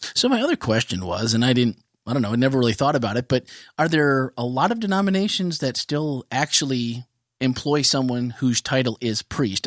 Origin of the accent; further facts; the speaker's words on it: Midwest, United States; growing up in the Midwest